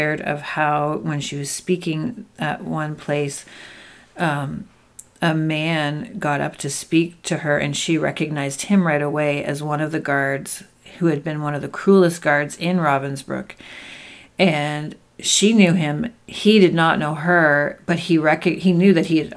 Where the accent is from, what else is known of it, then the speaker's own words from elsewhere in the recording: Canada; we're Canadian